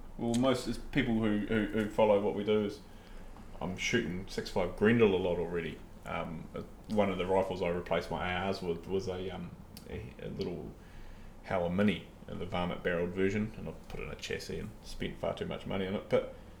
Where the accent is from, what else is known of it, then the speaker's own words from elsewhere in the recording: New Zealand; for us as Kiwi hunters and sportsmen